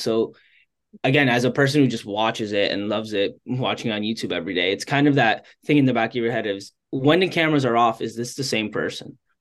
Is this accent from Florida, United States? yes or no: yes; Miami, Florida, United States; I'm from Miami